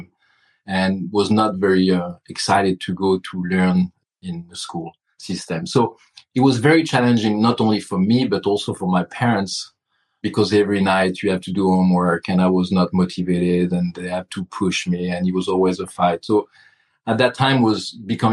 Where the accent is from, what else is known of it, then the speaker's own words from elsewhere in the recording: Burgundy, Bourgogne-Franche-Comté, France; English is a second language; moved away as an adult; now in United States; I grew up in Burgundy